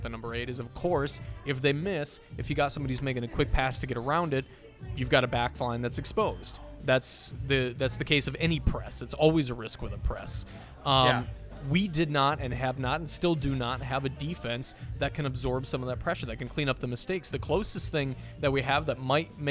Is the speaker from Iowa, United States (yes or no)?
yes; Iowa, United States; I grew up in Iowa.